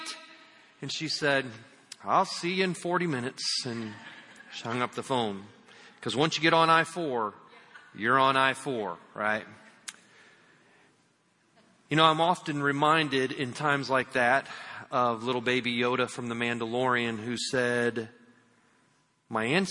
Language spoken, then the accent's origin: English; Indiana, United States; I'm from Indiana.